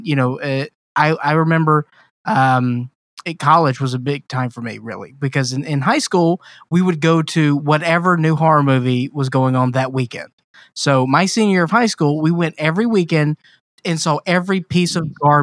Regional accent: Mississippi, United States; moved away; I'm originally from Mississippi

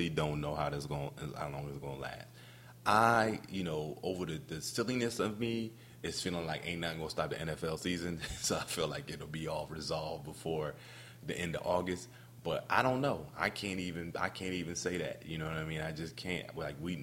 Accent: Camden, New Jersey, United States; I'm from Camden, New Jersey, and you know, we didn't have a lot. I mean, we didn't have a lot growing up

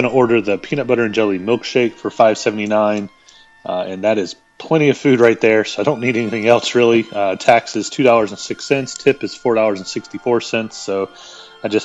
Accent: the South, United States; I am from the South, so I can dig some fried chicken

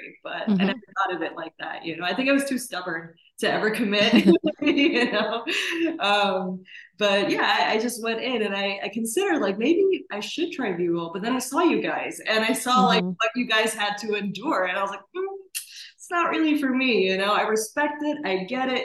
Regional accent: Maryland, United States; also born or lived in Sri Lanka / Washington, D.C. area / United Arab Emirates; I was born there and lived there for a few years before my family and I emigrated to the DC area and ultimately settling in Maryland.

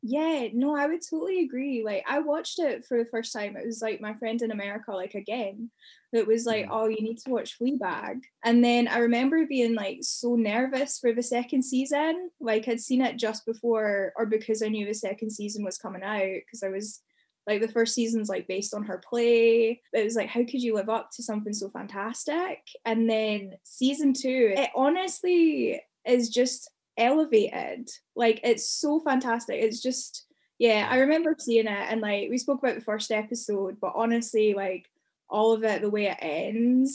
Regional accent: Glenrothes, Scotland, United Kingdom; moved away; growing up in Glenrothes

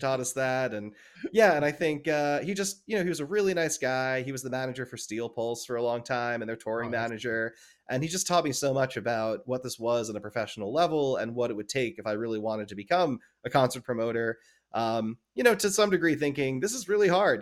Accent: New Jersey, United States; growing up in New Jersey

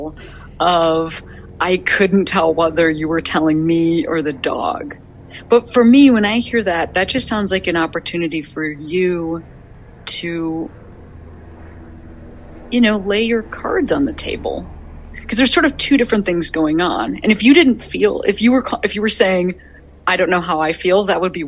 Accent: Chicago, Illinois, United States; Chicago, my hometown.

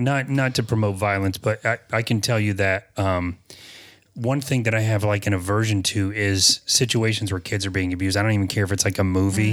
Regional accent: the South, United States; I'm from the South

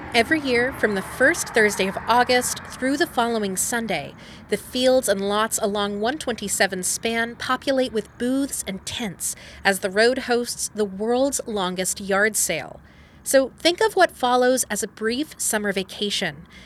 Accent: Frankfort, Kentucky, United States; born or raised there

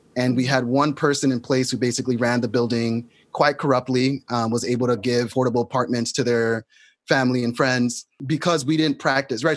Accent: New York City, New York, United States; I grew up in New York City

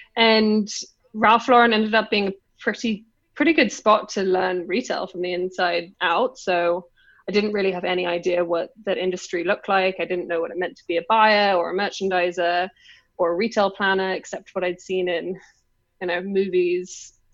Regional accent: London, United Kingdom; accent: English; moved away as an adult; now in China; I just grew up in London

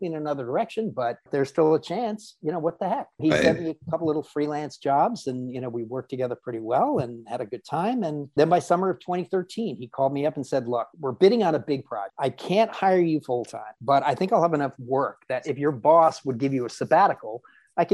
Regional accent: Southern California, United States; when I grew up in Southern California

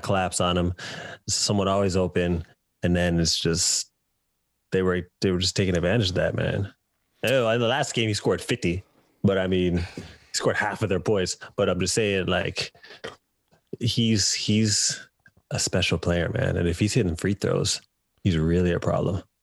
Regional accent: Canada; moved away as an adult; now in United Kingdom; I'm Canadian

